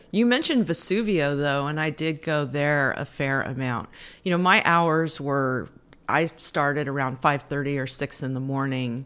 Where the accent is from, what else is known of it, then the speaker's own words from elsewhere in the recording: Fairfield, California, United States; also born or lived in Berkeley, California; I'm from the Bay Area. I grew up in Fairfield, not far from here